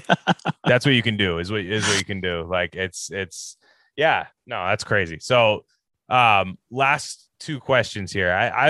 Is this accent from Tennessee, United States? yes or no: no; Niner country, California, United States; I grew up in Niner country.